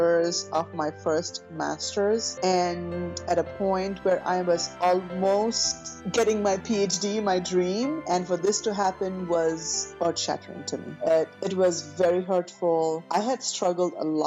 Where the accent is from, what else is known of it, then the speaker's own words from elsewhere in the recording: India; being an Indian girl, you know, with an Indian mentality